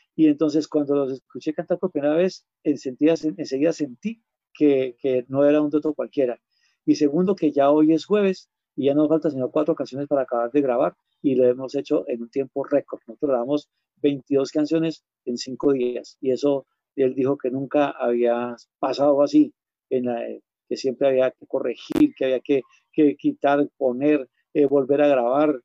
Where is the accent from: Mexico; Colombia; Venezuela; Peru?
Colombia; San Agustín, Huila; also born or lived in Pitalito; mi tierra, donde yo soy